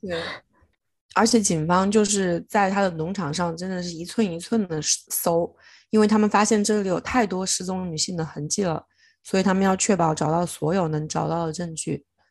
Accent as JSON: {"language": "Chinese", "country": "China", "said": "在我们中国怎么可能就是这样直接被丢弃呢？就是我们中国人"}